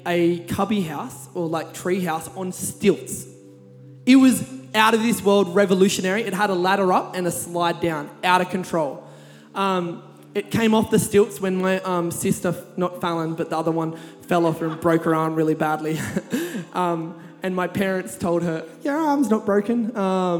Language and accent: English; Kurnell, New South Wales, Australia; I grew up in Kurnell.